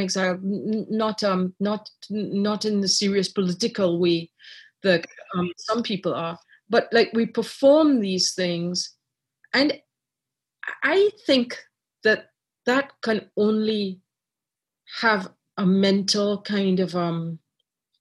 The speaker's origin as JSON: {"language": "English", "country": "Trinidad & Tobago", "tie": "born or raised there", "also_born_or_lived": "Ireland", "moved": "yes", "lives_now": "Canada", "said": "I was born in Ireland. I grew up in Trinidad."}